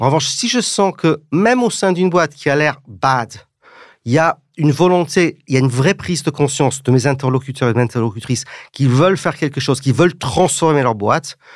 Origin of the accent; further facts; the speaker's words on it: England, United Kingdom; moved away as an adult; now in France; J'ai grandi en Angleterre, ce qui fait que parfois je ne parle pas comme la regrettée Jane Birkin, mais parfois j'ai un petit accent